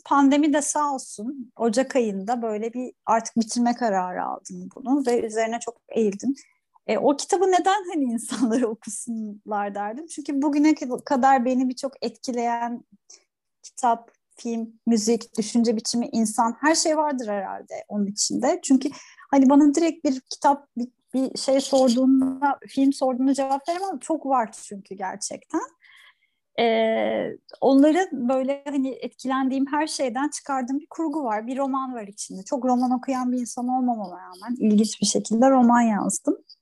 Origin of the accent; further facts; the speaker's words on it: Turkey; ben bir sahil kasabasında büyüdüm